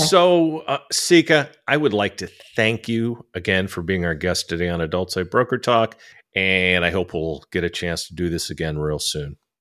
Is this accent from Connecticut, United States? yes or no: no; California, United States; I grew up in California